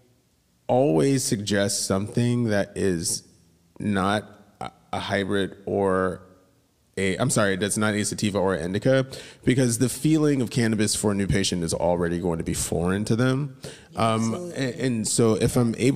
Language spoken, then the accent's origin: English; Atlanta, Georgia, United States; I had like a weird position like growing up in Atlanta